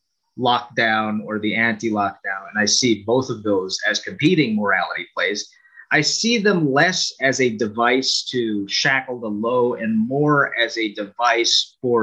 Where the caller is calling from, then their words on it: Canada; I'm calling you from Canada, right?